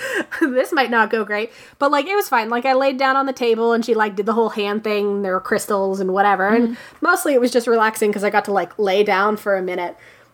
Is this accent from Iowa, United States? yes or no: no; Minerva, Ohio, United States; My home state of Ohio. I hail from Minerva, probably, where I was spotted 41 years ago to this month-ish.